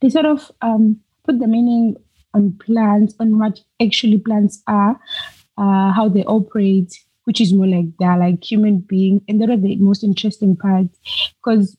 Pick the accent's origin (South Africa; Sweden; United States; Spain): South Africa; I'm originally from South Africa